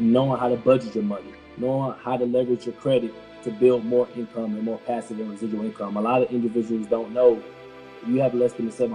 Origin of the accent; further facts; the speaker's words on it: Atlanta, Georgia, United States; my upbringing, born in Atlanta, raised in Atlanta